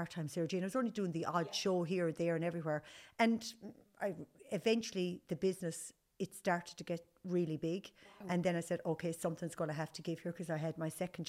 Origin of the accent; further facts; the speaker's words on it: Nenagh, Munster, Ireland; moved away as an adult; also born or lived in Limerick; now in Galway, Ireland; I grew up in Tipperary, went to school in Nina, went modelling for a couple of years in Limerick, and then moved to Galway